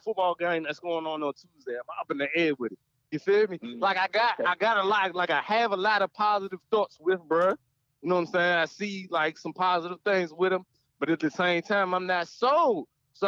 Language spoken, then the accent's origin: English; Maryland, United States; I'm from Maryland.